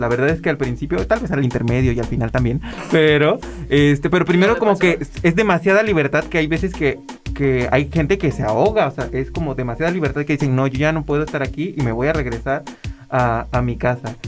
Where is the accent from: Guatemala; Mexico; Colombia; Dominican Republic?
Mexico; Tuxpan, Veracruz; accent: norteño, chilango; now in Xalapa, Mexico; yo ya llevo 10 años viviendo aquí en Jalapa, yo soy de Tuxpan